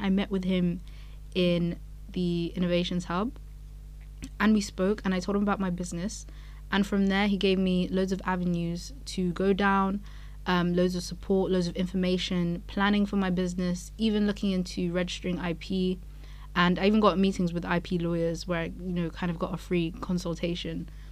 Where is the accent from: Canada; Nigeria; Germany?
Nigeria; now in Edinburgh, United Kingdom; I'm African myself, I'm Nigerian